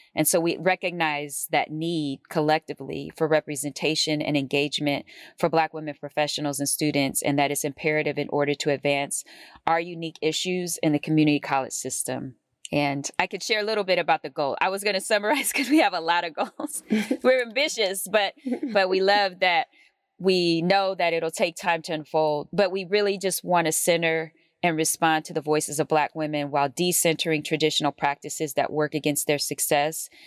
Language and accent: English; Oakland, California, United States; I grew up in Oakland, California